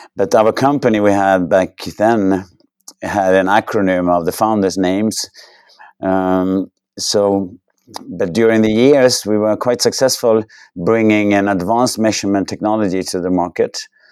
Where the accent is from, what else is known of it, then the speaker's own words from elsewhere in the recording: Sweden; I grew up in Sweden, had the chance to go to university in Sweden